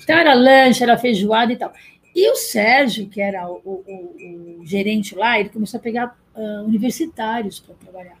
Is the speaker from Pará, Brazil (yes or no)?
no; São Paulo, Brazil; Eu nasci em São Paulo